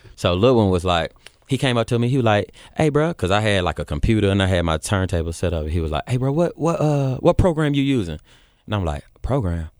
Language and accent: English; Memphis, Tennessee, United States; moved away as an adult; also born or lived in Georgia; I came from Memphis